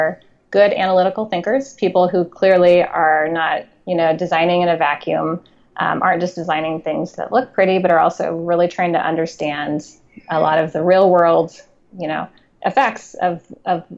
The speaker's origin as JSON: {"language": "English", "town": "Spokane", "region": "Washington", "country": "United States", "tie": "born or raised there", "moved": "yes", "said": "I'm from Eastern Washington, a relatively small town called Spokane"}